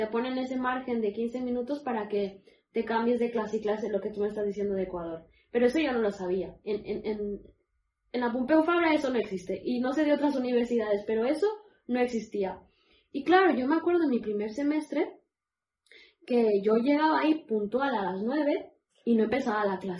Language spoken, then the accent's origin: Spanish; Barcelona, Catalonia, Spain; donde yo crecí en Barcelona, una callecita con hojas